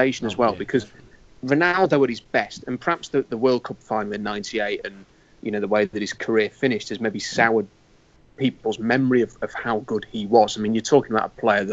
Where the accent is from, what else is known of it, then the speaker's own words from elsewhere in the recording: Yorkshire and the Humber, United Kingdom; I'm a bloke from Yorkshire